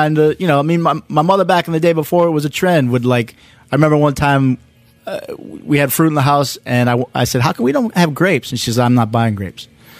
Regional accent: Minnesota, United States; born or raised there; also born or lived in Madison, Wisconsin

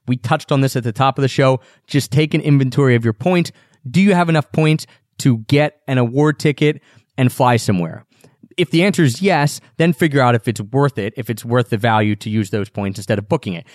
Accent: Philadelphia, Pennsylvania, United States; We're both from Philadelphia

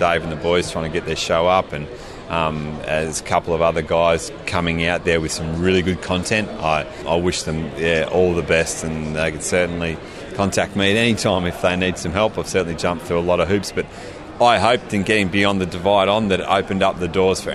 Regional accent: Melbourne, Victoria, Australia; as a Melbournean

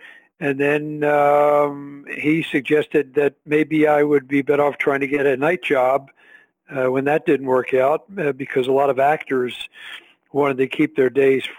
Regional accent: Philadelphia, Pennsylvania, United States; No, I was born and raised in Philadelphia, and I, after graduating from school here in Philadelphia, I moved to L.A. to pursue an acting career.

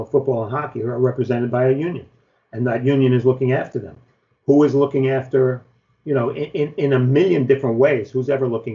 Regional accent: New York, United States; being a New Yorker

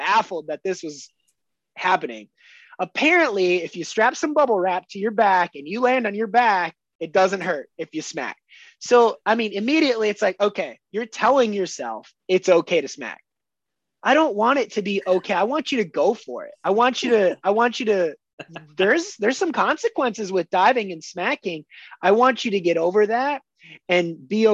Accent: Alexandria, Minnesota, United States; I moved back to my hometown in Alexandria, Minnesota.

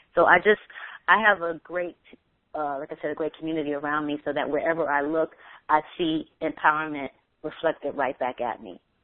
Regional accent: New York City, New York, United States; I'm just a black girl from the Bronx

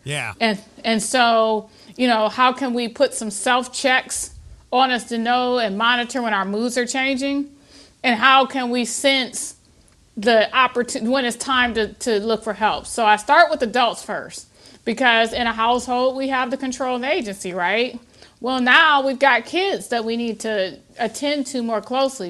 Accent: Toledo, Ohio, United States; I born and raised in Toledo, Ohio

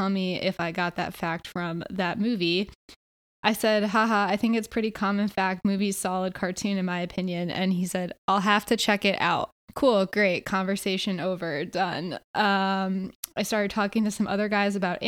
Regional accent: Connecticut, United States; moved away as an adult; also born or lived in Philadelphia; now in California, United States; we grew up in Connecticut and then we both ended up for a little period of time in Philly.

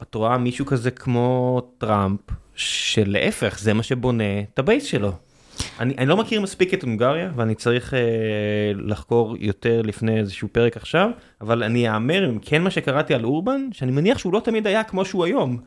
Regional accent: Beersheba, Southern District, Israel; moved away; גדלתי בבאר שבע

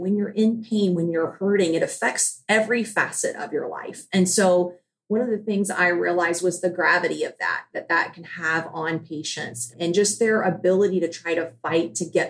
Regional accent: Charleston, South Carolina, United States; I am from Charleston, South Carolina.

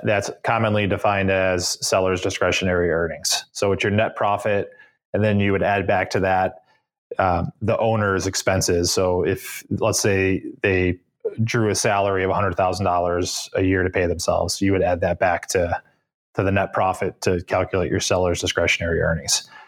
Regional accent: Cleveland, Ohio, United States; moved away as an adult; also born or lived in upstate New York; now in Boston, United States; Cleveland, Ohio, born and raised.

